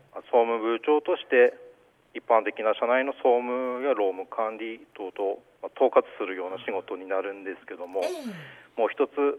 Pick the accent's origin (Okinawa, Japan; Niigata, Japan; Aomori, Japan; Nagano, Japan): Aomori, Japan; Goshogawara; also born or lived in Hirosaki; 私は五所川原出身でして